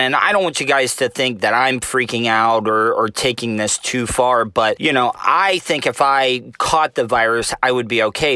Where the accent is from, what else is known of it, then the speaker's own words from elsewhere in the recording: United States; it's ingrained in us to travel and, and roam as American citizens.